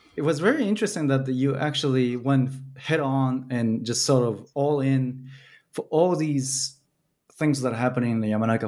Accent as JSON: {"language": "English", "region": "Tokyo", "country": "Japan", "also_born_or_lived": "Belgium", "moved": "yes", "said": "I'm from Tokyo"}